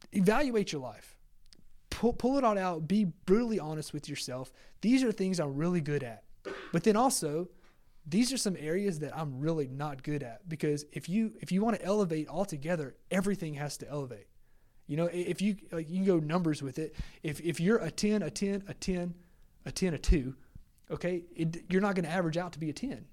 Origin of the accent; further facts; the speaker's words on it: Lake Charles, Louisiana, United States; I'm a hometown guy, like, Magnese is my hometown. uh, in Lake Charles and Magnese College